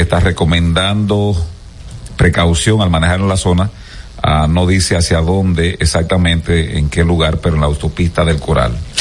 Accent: Gaspar Hernández, Espaillat, Dominican Republic; por mi pueblo, por Gaspar Hernández

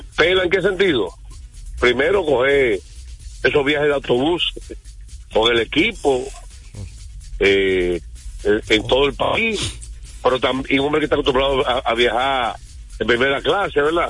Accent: Dominican Republic; yo soy dominicano

